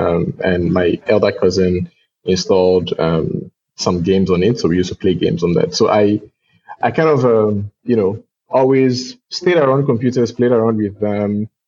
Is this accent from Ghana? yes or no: yes; Ghana; born there; also born or lived in Togo; So I was born in Ghana. I moved to Togo my parents moved to Ghana during the, political things happening in Togo in the late 90s.